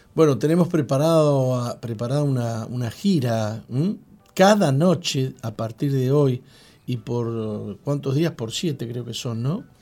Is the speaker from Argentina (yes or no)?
yes; Argentina; moved away as an adult; now in Uruguay; yo soy argentino